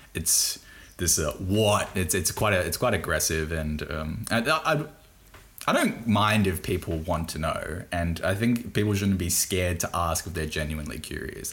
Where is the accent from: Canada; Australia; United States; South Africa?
Australia; accent: thick Bogan; I'm from Australia. Like I have a thick, pretty Bogan accent